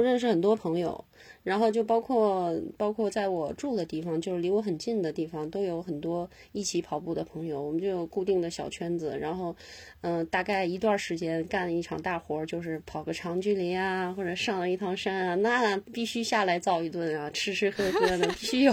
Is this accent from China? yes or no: yes; Northeast China, China; 我是东北人